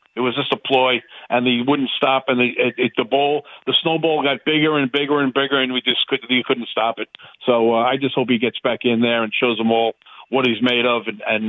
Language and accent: English; Long Island, New York, United States; moved away as an adult; now in North Carolina, United States; I'm a transplant. I'm from Long Island, New York, and I've been down here in North Carolina for 15 years.